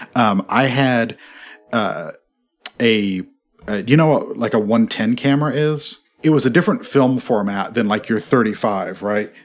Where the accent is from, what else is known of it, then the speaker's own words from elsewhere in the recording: Midwest, United States; I'm from the Midwest